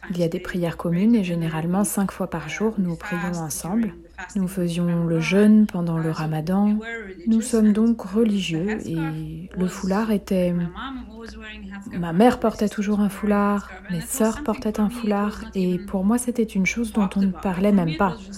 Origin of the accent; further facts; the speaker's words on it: Germany; je me sens européenne, je me sens allemande, et que c'est là que je vis, c'est mon pays d'origine